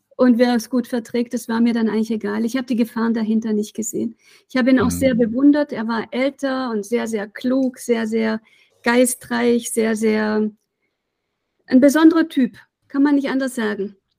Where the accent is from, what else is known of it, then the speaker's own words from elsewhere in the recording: Reutlingen, Baden-Württemberg, Germany; now in Weimar, Germany; wir sind in Reutlingen aufgewachsen, 100.000 Einwohner